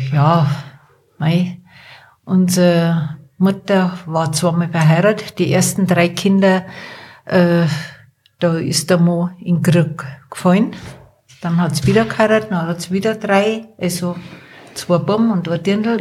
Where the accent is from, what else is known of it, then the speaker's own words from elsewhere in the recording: Erding, Bavaria, Germany; now in Wartenberg, Germany; Ich bin in Erding aufgewachsen.